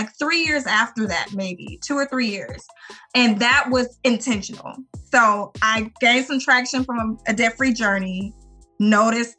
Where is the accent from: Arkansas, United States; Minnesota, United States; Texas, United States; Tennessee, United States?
Arkansas, United States; we are from Little Arkansas, you know, small country state